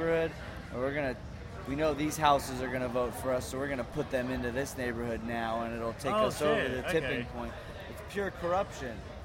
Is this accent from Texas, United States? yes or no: yes; Texas, United States; we're a band from Texas